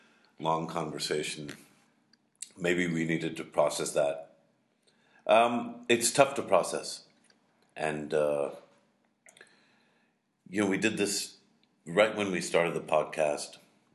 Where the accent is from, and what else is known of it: Pakistan